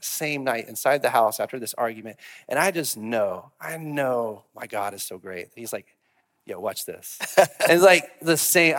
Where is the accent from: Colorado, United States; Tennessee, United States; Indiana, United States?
Tennessee, United States; Memphis; now in Cookeville, United States; I grew up in Memphis.